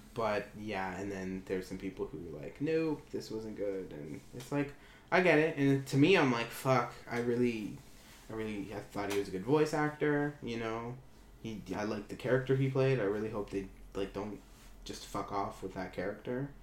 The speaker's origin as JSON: {"language": "English", "region": "Ontario", "country": "Canada", "tie": "born or raised there", "said": "I was born in Ontario"}